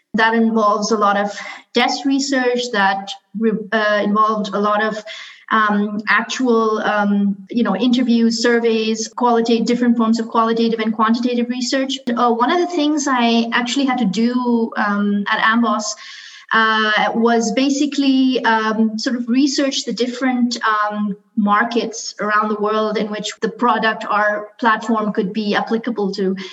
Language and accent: English; Karachi, Sindh, Pakistan; moved away; I grew up in Karate Karachi, which um, you know we speak Urdu and English.